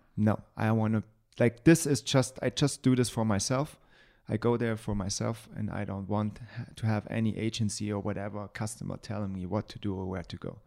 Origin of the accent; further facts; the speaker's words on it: Germany; I'm white, just because I'm from Germany